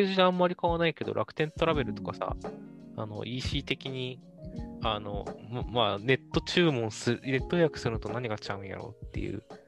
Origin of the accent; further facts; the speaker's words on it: Fukuoka, Japan; now in Tokyo, Japan; 地元福岡なんだけど、福岡市のちょっと都心の方に寄ってたからなのか